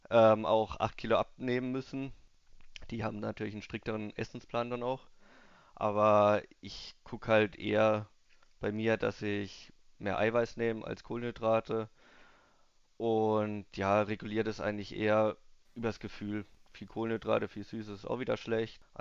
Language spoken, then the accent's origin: German; Obrigheim, Germany; Eigentlich Gewichtheben kam ich bei uns in Obrigheim, ist Gewichtheben eigentlich relativ groß.